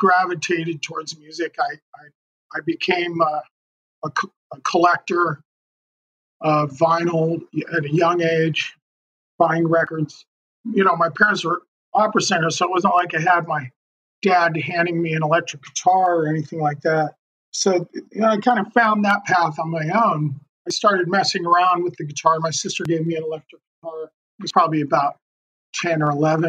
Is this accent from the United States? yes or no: yes; Denver, Colorado, United States; I was born in Denver, Colorado.